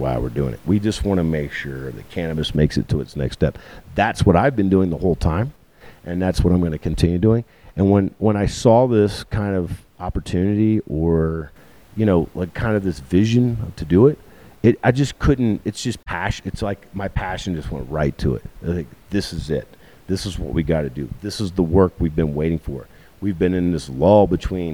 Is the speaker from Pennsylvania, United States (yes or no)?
no; Richmond, Virginia, United States; moved away; I'm from Richmond, the south side of Richmond, on the south side of the James River. Chesterfield County was where I grew up